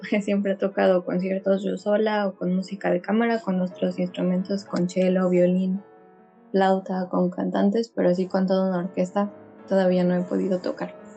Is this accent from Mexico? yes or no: yes; Mexico; now in Estonia